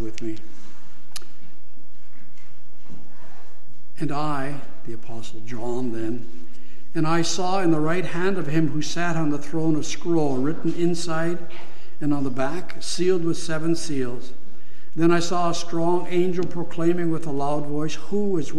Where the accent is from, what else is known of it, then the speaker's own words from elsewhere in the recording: Canada; As Canadian Christians